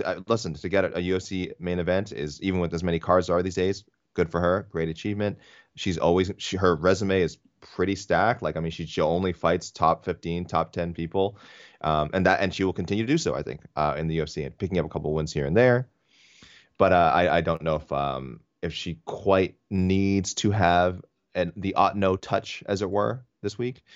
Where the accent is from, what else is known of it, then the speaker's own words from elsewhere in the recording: Canada; as a Canadian fan